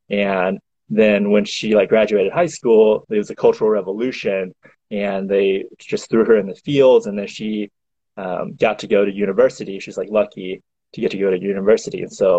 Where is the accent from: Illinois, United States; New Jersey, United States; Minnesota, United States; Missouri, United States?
Missouri, United States; also born or lived in China; I was born in China, but I grew up, came over here when I was 8, and then I grew up in Missouri ever since then.